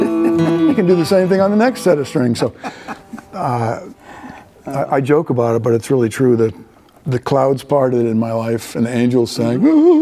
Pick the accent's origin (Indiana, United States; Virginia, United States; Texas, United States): Virginia, United States; also born or lived in Minnesota; Yeah, I was born in Minnesota. I grew up in Northern Virginia. My dad was a government man, and that was where we went, in the suburbs of D.C.